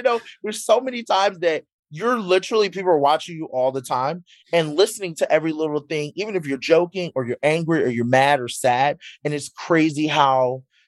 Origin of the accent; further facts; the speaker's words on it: Philadelphia, Pennsylvania, United States; I'm from Philly